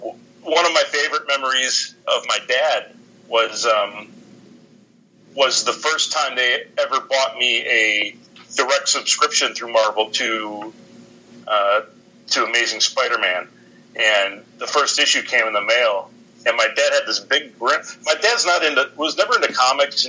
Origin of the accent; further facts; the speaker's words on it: northern Wisconsin, United States; moved away as an adult; also born or lived in Milwaukee, Wisconsin / Ohio; So when I was 8 years old, we moved up to northern Wisconsin. I grew up in around Milwaukee, and then we moved up to northern Wisconsin